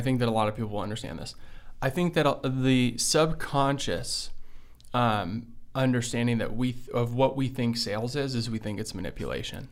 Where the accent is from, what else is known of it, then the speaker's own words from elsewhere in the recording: Livonia, Michigan, United States; English is a second language; also born or lived in Belgium; when I first moved to the United States, I was From Belgium. From Belgium, right? So I moved here a week before my fifth birthday. We moved to, um, you know, like in Livonia, Michigan.